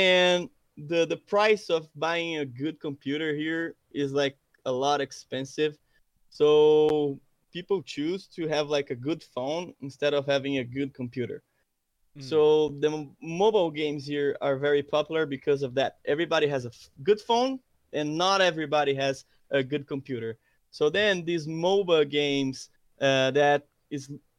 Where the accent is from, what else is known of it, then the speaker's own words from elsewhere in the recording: Brazil; also born or lived in São Paulo; I'm from Brazil